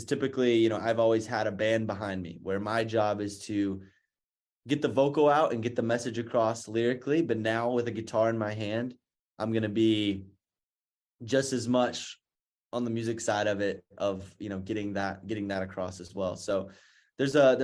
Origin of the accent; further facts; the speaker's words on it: North Carolina, United States; I'm from North Carolina, so I'm a big Duke fan.